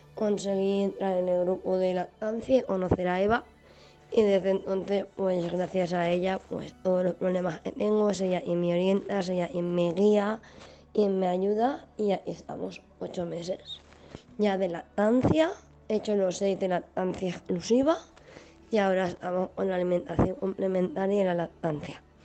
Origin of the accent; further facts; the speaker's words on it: Valencia, Valencian Community, Spain; soy de Valencia, tengo 38 años